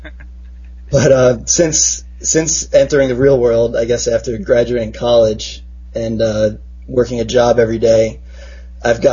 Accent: Long Island, New York, United States; I grew up on Long Island, and my parents are both from New York City

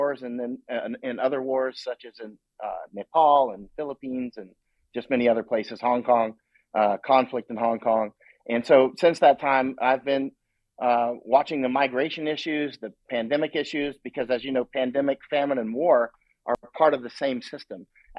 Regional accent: Florida, United States; I grew up in Florida.

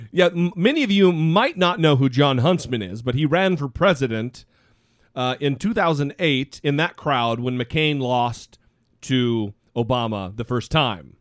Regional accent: Idaho, United States; my home state of Idaho

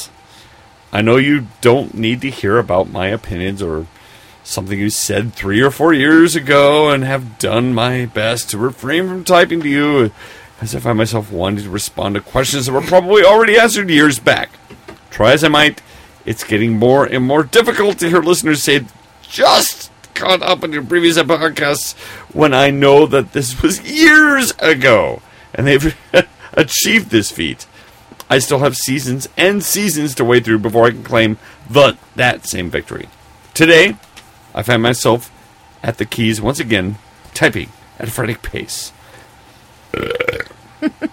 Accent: Oregon, United States; Being born and raised in Oregon

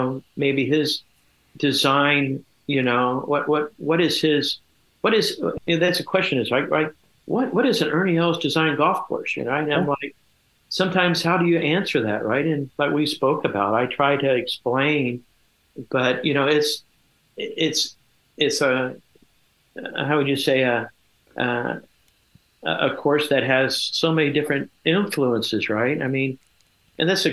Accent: Kettering, Ohio, United States; I grew up in Kettering, Ohio, and I started, I guess, my career at NCR Country Club.

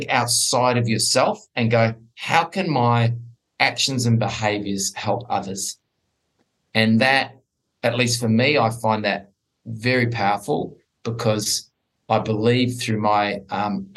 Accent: New Zealand; now in Sydney, Australia; I am originally from New Zealand

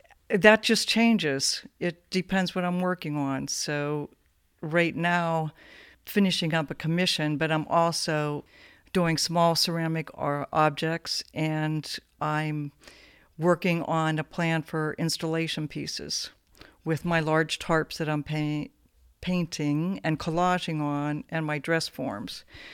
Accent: Sharpsville, Pennsylvania, United States; also born or lived in New Castle, Pennsylvania; Newcastle, Pennsylvania. For 7 years, and then Sharpsville, Pennsylvania, north of Pittsburgh, western PA.

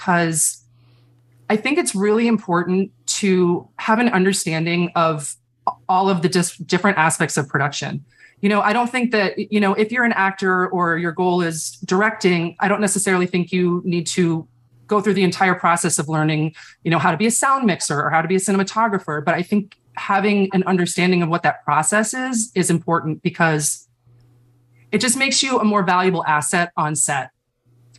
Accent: Chicago, Illinois, United States; moved away as an adult; now in New York, United States; I'm actually from Chicago

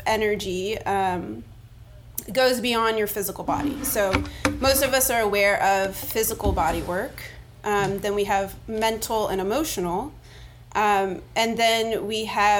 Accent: Miami, Florida, United States; now in New Orleans, United States; I was born in Miami

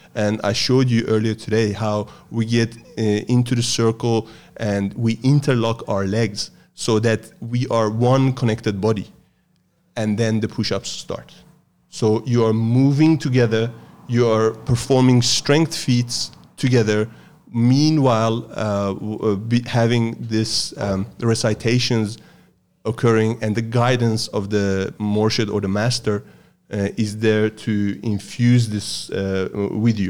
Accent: Sweden; moved away as an adult; also born or lived in Iran; now in Australia; I grew up in the West, s, uh, from the age of eight. I grew up in Sweden, and twenty years ago, I moved to Australia

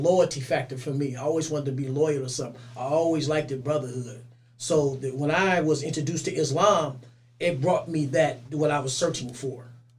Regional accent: Oakland, California, United States; also born or lived in Richmond, California; My mother stayed in Richmond, but I grew up in North Oakland.

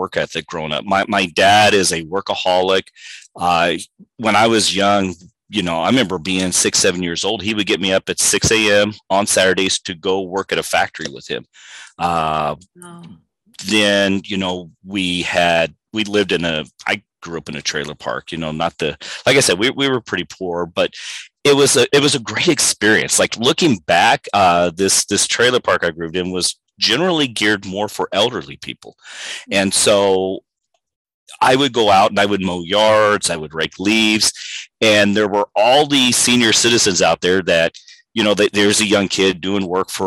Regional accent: Missouri, United States; moved away as an adult; also born or lived in Fayetteville, Arkansas; now in El Paso, United States; I grew up outside the Kansas City area

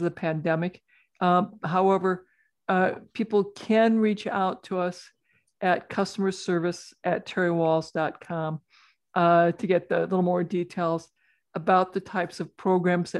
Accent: rural Iowa, United States; I'm a farm kid. I grew up in rural Iowa, milking cows and getting to ride my horse growing up

